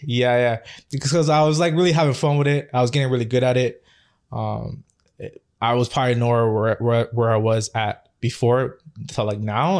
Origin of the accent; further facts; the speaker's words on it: Toronto, Ontario, Canada; born and raised in Scarborough.